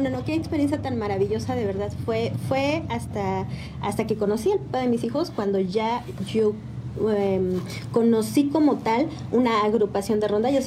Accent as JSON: {"language": "Spanish", "town": "San Juan del Río", "region": "Querétaro", "country": "Mexico", "tie": "born or raised there", "also_born_or_lived": "Cuernavaca, Morelos / Aculco, State of Mexico", "said": "en ese año de segundo de primaria me trajeron para acá, para San Juan del Río"}